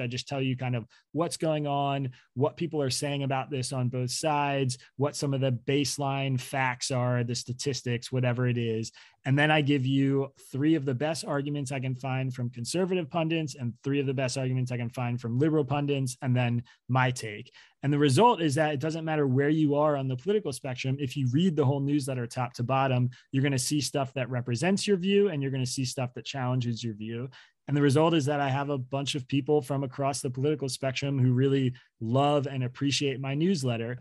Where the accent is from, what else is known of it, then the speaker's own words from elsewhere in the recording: Bucks County, Pennsylvania, United States; now in Brooklyn, United States; raised in Bucks County, Pennsylvania